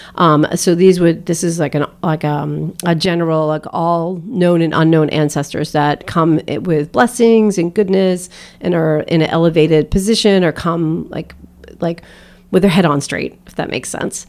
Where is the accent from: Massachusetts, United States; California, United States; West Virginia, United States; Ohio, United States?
Massachusetts, United States; outside of Boston; I grew up outside of Boston